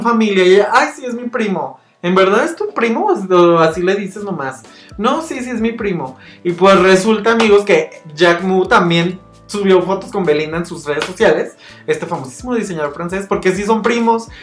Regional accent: Mexico; todos somos mexicanos

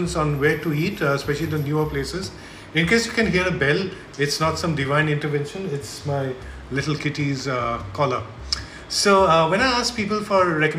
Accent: Mumbai, Maharashtra, India; also born or lived in Kolkata; we are from Mumbai, so we are not really used to cold

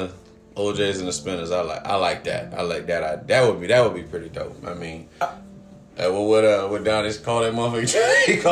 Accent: Virginia, United States; I grew up in Virginia, and I went to, like, I was in the, you know, in the Air Force during his, like, heyday.

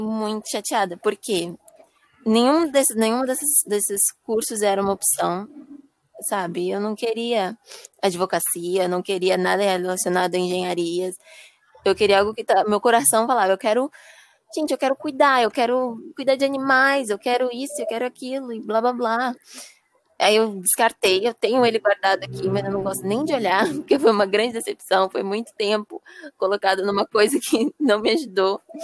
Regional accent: Guarujá, São Paulo, Brazil; eu sou do Guarujá

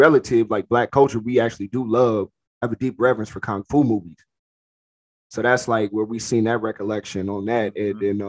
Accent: West Coast, United States; I'm from the West Coast

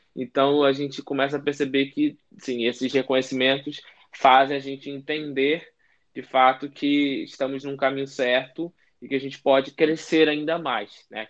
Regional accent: Rio de Janeiro, Brazil; só eu sou do Rio

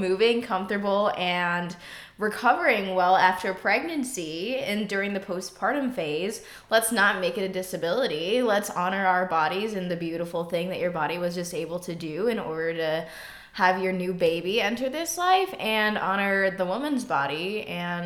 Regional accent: Chicago suburbs, Illinois, United States; moved away; also born or lived in St. Louis, Missouri; I grew up in the Chicago suburbs

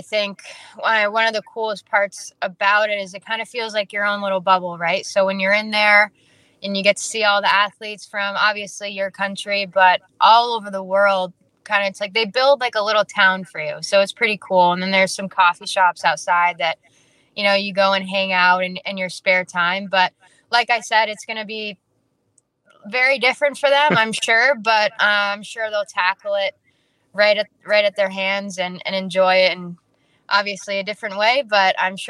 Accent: British Columbia, Canada; but I play for a team out of Calgary, which is being from British Columbia.

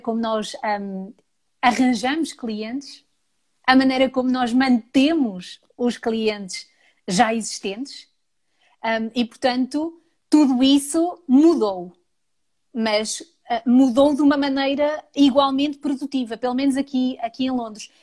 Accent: Portugal; now in London, United Kingdom; Sou portuguesa

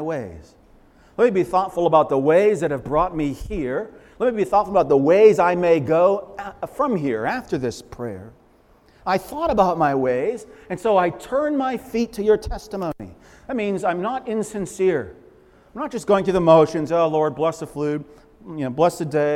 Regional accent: Leominster, Massachusetts, United States; I grew up in Leominster

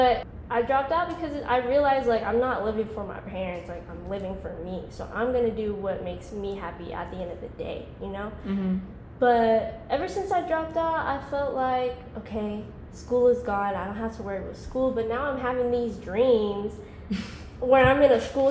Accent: Covington, Georgia, United States; also born or lived in California / Cambodia (parents); I was born in Cali. My parents are from Cambodia. I've been living in Georgia since I was like 6 years old. I'm 22 now, so that's like, it's been a minute. So basically, I'm raised in Georgia. I was like growing up in Covington, small town.

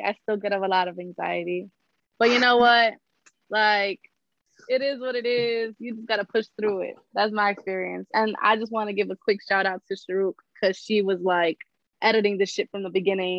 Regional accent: Union City, New Jersey, United States; And I am representing Union City, New Jersey, 07087, baby.

